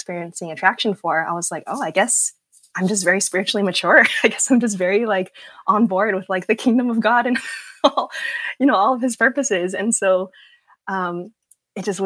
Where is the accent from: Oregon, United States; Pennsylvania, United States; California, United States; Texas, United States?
California, United States; Southern; as like a young Asian girl, you know, growing up in Southern California, like a young Southern Californian pastor's kid